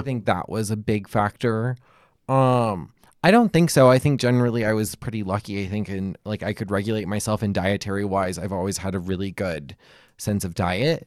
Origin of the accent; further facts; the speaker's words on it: Hawaii, United States; I grew up in Hawaii